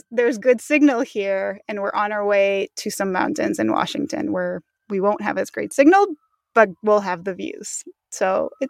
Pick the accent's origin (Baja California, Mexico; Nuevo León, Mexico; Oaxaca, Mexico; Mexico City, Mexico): Mexico City, Mexico; also born or lived in New York; And I'm also originally from Mexico. I was born in Mexico City and grew up all throughout Mexico. My mom is American, so I grew up speaking both English and Spanish.